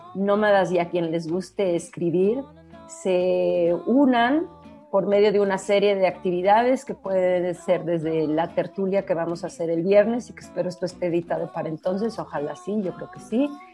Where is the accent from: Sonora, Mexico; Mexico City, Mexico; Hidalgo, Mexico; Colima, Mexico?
Mexico City, Mexico; also born or lived in Santiago, Chile; he vivido prácticamente toda mi vida en la Ciudad de México, pero nací en Santiago de Chile